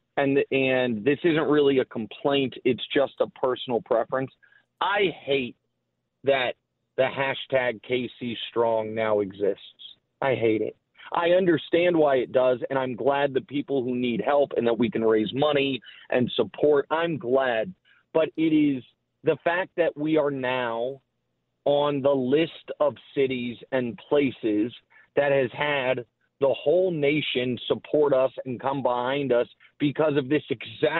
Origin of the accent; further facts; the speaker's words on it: Kansas City, Missouri, United States; moved away as an adult; now in New York, United States; I'm from Kansas City. I lived there my whole life